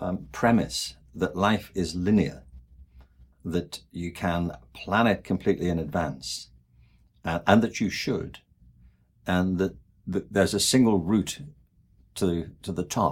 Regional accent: England, United Kingdom; I mean, I'm from England. And there, the obsession is with Oxford and Cambridge.

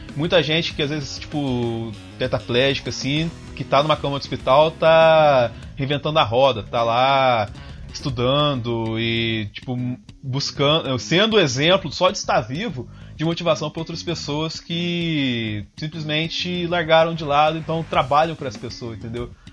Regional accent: south of Minas Gerais, Brazil; eu sou do sul de Minas Gerais, apesar meu pai é de São Paulo, mas a minha mãe é do sul de Minas

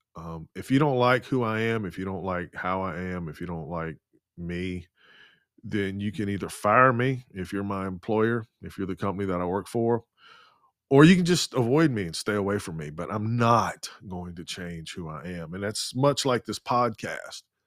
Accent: the Bible Belt, United States; being born and raised in the Bible Belt and now living in the capital city of the Bible Belt

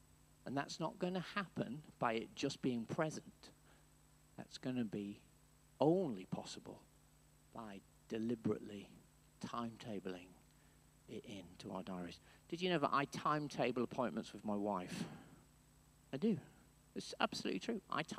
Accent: Wales, United Kingdom; When I was growing up, in my secondary school education, I grew up in North Wales, yes?

